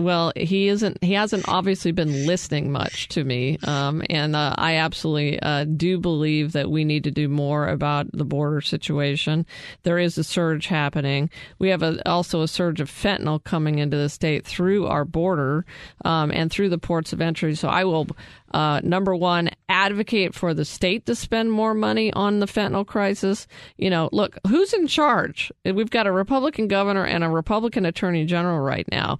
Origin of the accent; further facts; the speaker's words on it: Prescott, Arizona, United States; my hometown of Prescott